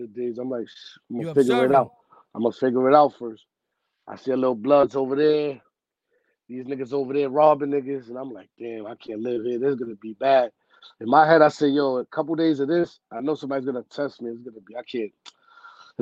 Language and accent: English; New York City, New York, United States; also born or lived in Bronx, New York City; I'm originally from Harlem, though, like Spanish Harlem